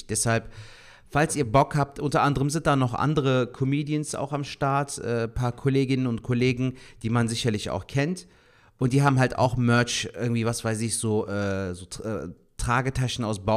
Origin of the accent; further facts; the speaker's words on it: Cologne, North Rhine-Westphalia, Germany; Ey, Alter, gerade so als Kölner denkt man sich ja dann schon so: Schwartlappen.